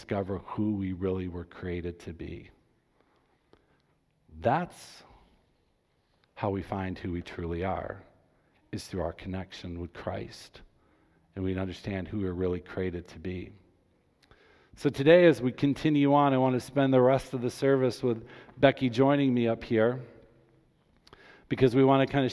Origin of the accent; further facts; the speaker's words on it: Grand Rapids, Michigan, United States; I was born and raised in Grand Rapids